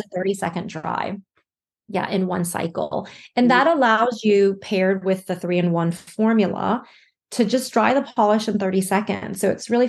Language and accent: English; Alabama, United States; also born or lived in New York / Shanghai, China; now in Barcelona, Spain; I'm actually originally from Alabama, which is where I am right now